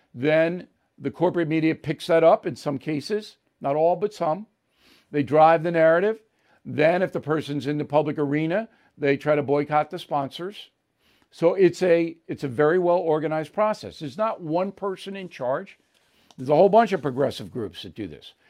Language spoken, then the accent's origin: English; New York, United States; I'm a New Yorker my whole life